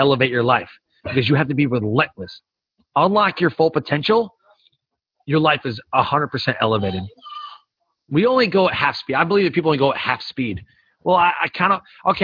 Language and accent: English; Detroit, Michigan, United States; We're both from Detroit